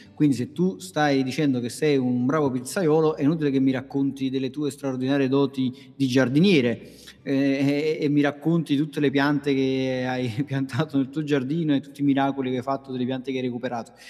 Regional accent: Naples, Campania, Italy; dalle mie parti a Napoli

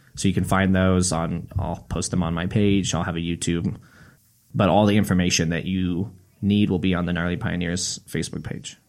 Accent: Lincoln, Nebraska, United States; I'm from Lincoln.

